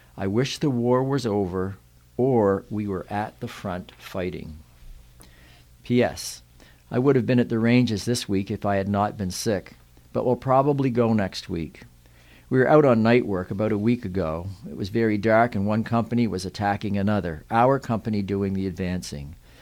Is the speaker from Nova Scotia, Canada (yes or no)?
yes; Yarmouth, Nova Scotia, Canada; I grew up on the Wyman Road just outside of town